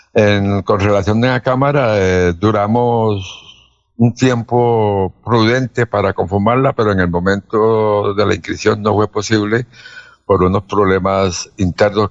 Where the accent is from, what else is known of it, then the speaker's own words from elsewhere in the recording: Cartagena, Bolívar, Colombia; moved away as an adult; now in Girón, Colombia; Yo soy costeño, cartagenero, pero resido hace veintipico años aquí en Girón